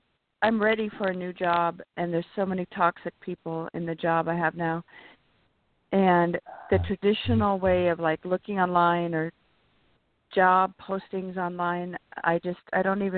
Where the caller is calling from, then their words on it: California, United States; Hi, James. … from California.